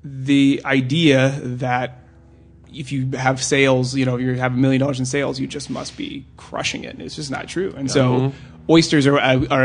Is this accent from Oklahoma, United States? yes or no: yes; Oklahoma, United States; now in Los Angeles, United States; I'm from Oklahoma